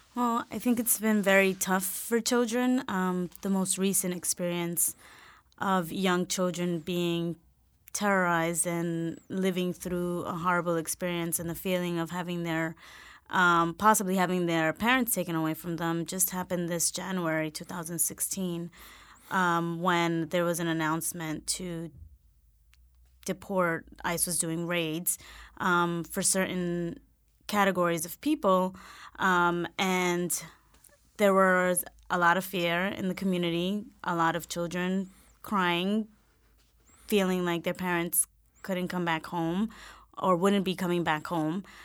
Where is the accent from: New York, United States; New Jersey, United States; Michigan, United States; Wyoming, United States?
New York, United States; New York City; also born or lived in Vermont; I was born in Lincoln Hospital in the South Bronx